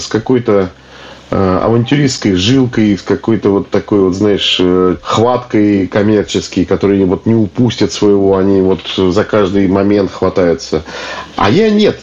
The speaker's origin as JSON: {"language": "Russian", "town": "Kaluga", "region": "Kaluga Oblast", "country": "Russia", "moved": "as an adult", "lives_now": "Saint Petersburg, Russia", "said": "я сам из Калуги"}